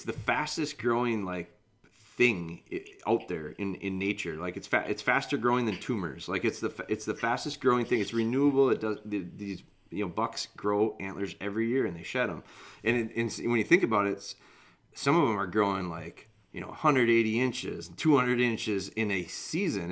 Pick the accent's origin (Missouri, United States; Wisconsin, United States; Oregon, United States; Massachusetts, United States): Wisconsin, United States; I'm from Wisconsin